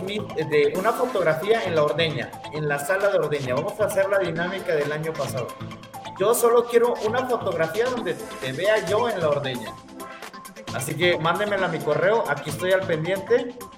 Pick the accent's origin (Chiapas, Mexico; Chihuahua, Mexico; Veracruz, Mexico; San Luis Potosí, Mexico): Chiapas, Mexico; now in Bajío, Mexico; Yo soy de Chiapas, tú bien sabes que yo soy sureño, nada más que me, la pinto de que estoy aquí en el Bajío, pero no, yo soy más, yo soy más chiapaneco que el pozol de cacao